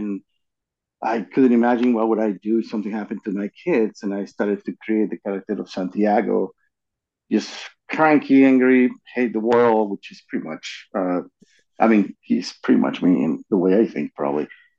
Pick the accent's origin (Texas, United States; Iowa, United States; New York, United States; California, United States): California, United States; Hollywood; So I grew up in Hollywood.